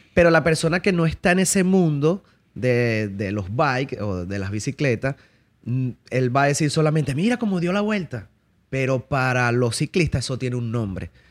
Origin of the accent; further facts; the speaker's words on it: Caracas, Capital District, Venezuela; moved away; also born or lived in La Victoria, Venezuela; fui criado en la ciudad de Caracas, ¿ok? Este, luego de eso viajé a La Victoria. Parte de mi infancia también la viví en La Victoria, pero mayor parte de mi infancia fue, fue en Caracas